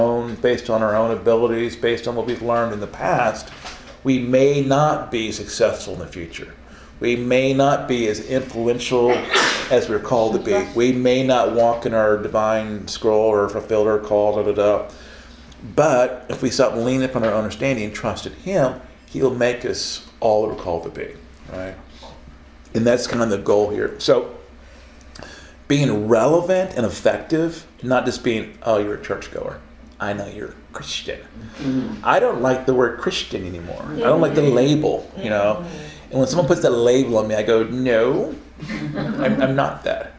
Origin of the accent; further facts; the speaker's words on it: Oklahoma, United States; I'm from Oklahoma